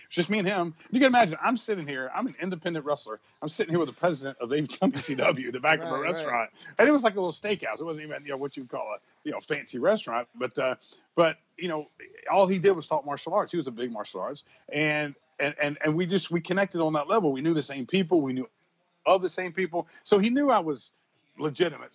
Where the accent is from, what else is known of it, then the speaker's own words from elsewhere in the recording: Brunswick, Georgia, United States; I first started in my hometown